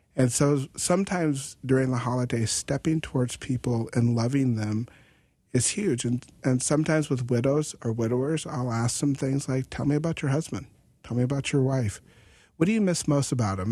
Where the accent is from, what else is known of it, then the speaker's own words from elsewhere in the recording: North Dakota, United States; we're from North Dakota